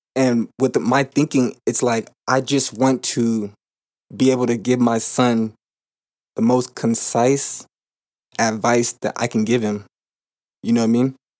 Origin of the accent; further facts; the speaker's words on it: California, United States; moved away as an adult; now in Arizona, United States; I currently live in Arizona. I'm from California, and, um, when I was home, I had fifty-fifty custody of my son